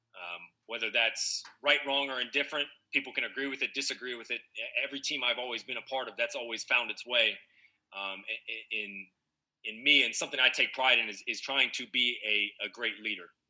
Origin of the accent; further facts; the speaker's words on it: Northern California, United States; moved away as an adult; So I grew up in Northern California